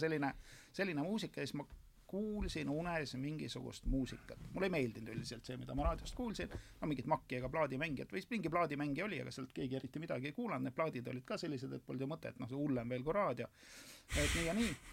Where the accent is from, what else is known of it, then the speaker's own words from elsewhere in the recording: a village near Rakvere, Lääne-Viru County, Estonia; maal elasin talus energiakolhoosis Tammikualuse külas Rakvere külje all